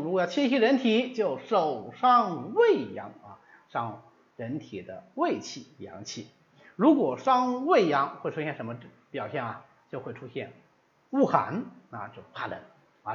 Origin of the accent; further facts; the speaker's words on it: China; 我们中国人穿衣服的习惯